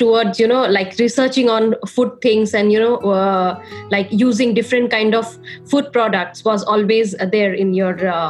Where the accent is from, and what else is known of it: India